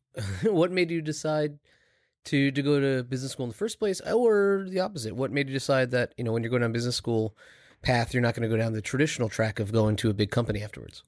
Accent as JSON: {"language": "English", "area": "Long Island", "region": "New York", "country": "United States", "tie": "born or raised there", "said": "I grew up in Long Island. I spent a lot of my life in New York City."}